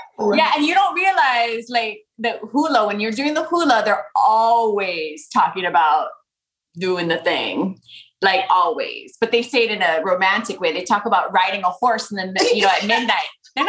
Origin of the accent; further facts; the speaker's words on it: Honolulu, Hawaii, United States; I was born in Honolulu, Hawaii, 11 years after ….